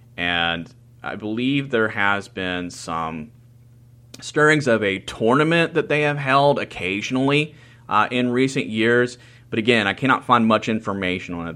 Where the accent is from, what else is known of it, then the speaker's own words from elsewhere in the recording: Teays Valley, West Virginia, United States; also born or lived in Charleston, West Virginia; Taze Valley, which is a suburb of Charleston, West Virginia, and my hometown